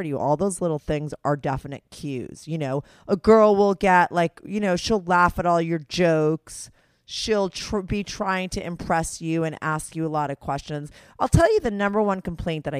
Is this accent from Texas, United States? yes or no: no; New Jersey, United States; I grew up in New Jersey